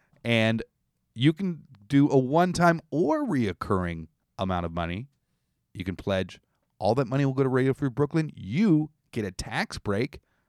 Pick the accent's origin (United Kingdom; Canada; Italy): Canada; This is something as a Canadian, you know.